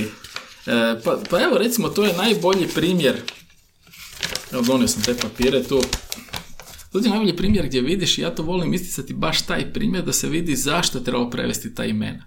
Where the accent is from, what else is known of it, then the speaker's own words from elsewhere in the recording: Croatia; mi Hrvati